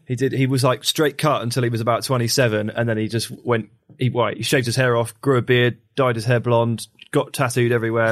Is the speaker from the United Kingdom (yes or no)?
yes; England, United Kingdom; I'm English